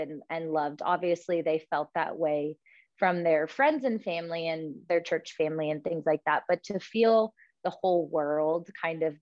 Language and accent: English; Sacramento Delta, California, United States; I grew up on the Delta, and both my parents worked in Sacramento